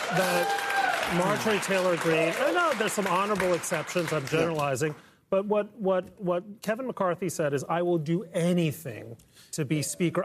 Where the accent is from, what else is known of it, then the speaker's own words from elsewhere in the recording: Mexico City, Mexico; moved away; I grew up in Mexico City. My father was from Mexico.